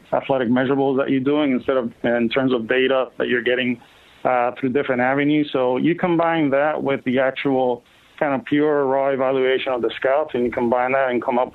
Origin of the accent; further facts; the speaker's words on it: Puerto Rico; I grew up in Puerto Rico